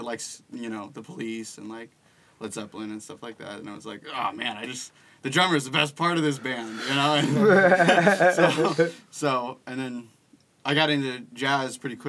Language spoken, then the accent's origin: English; Hermosa Beach, California, United States; born or raised there